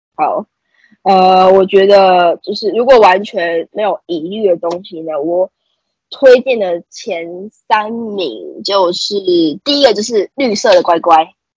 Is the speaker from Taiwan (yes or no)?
yes; Taiwan; 就像我是本地人